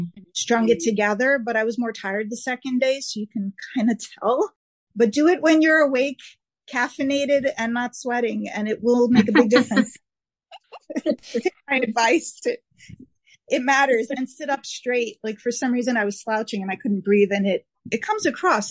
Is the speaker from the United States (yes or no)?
yes; New York, United States; accent: New York; my New York accent